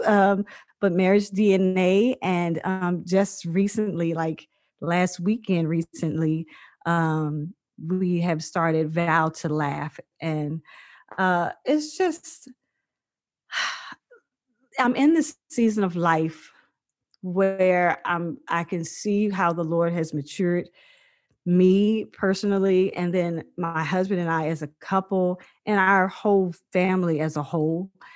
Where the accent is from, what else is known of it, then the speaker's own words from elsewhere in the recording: Virginia, United States; moved away as an adult; also born or lived in Seattle; now in Dallas, United States; I was born in Virginia on a farm, a 100 acre farm, and uh, I mean, 200 something acre farm. Sorry, it was like, it had been in my family, it has been in my family for over 100 years, and it's you know, I just I grew up like this free little spirit, just having a blast uh, in Virginia